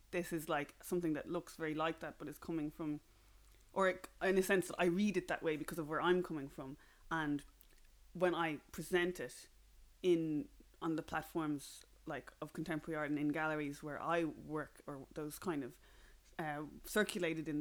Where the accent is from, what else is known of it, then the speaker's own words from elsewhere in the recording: Ireland; accent: flat Irish; my accent is very kind of flat and Irish